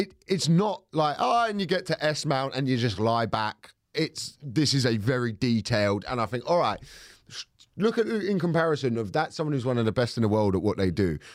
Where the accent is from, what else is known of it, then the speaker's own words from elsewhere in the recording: Thornton Heath, London, United Kingdom; I'm from Fulton Heath